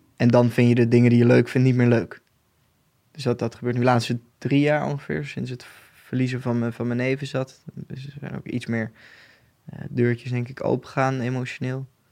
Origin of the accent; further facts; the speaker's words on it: Boxmeer, North Brabant, Netherlands; moved away as an adult; now in Nijmegen, Netherlands; ik kom uit Boksmeer, een dorpje in Noord-Brabant. Eh, inmiddels woon ik in Nijmegen.